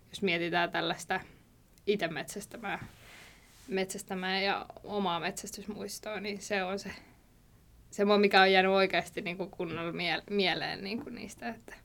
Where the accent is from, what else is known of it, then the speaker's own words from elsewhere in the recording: Valkeala, Kymenlaakso, Finland; now in Kouvola, Finland; mä oon Valkealasta, Toikkalasta kotosin, että siellä kasvanut